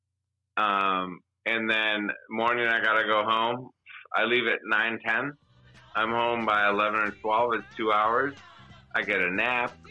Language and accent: English; Detroit, Michigan, United States; I'm from Detroit